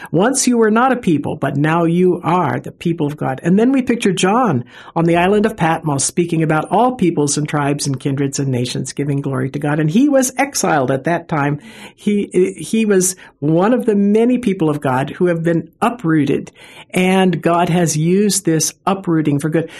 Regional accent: Seattle, Washington, United States; I come from Seattle. We, you know, we have the Seattle freeze

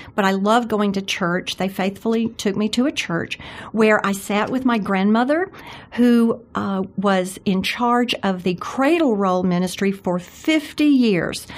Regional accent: Jackson, Mississippi, United States; I grew up in Jackson, Mississippi, which is so much like Birmingham, I think, uh, in my grandparents' home

